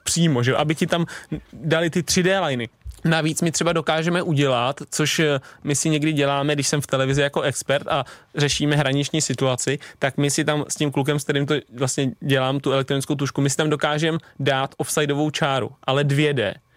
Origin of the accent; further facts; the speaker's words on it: Stochov, Central Bohemian Region, Czechia; moved away; also born or lived in Prague; když jsem byl malý ještě na Stochově, než jsem šel na Spartu